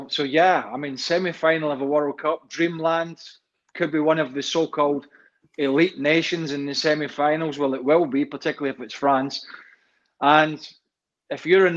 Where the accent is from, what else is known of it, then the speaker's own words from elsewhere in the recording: Scotland, United Kingdom; a Scotsman and a former Scottish international